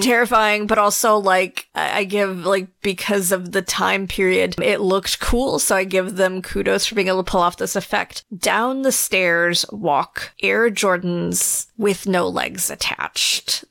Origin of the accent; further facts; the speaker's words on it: North Carolina, United States; moved away; I am originally from North Carolina.